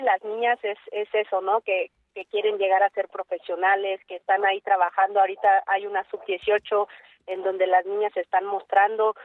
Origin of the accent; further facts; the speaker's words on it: Mexico; en mi país